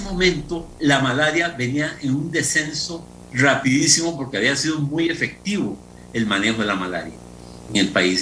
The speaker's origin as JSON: {"language": "Spanish", "town": "Atenas", "region": "Alajuela", "country": "Costa Rica", "tie": "born or raised there", "said": "mi pueblo querido"}